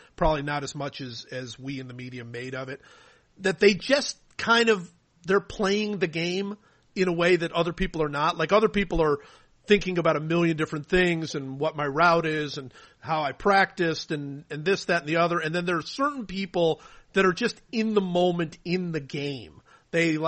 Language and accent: English; Cleveland, Ohio, United States; when I was growing up in Cleveland